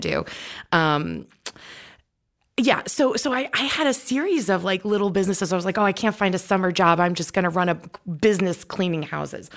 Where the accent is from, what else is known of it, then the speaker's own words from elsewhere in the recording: New York, United States; I'm from New York.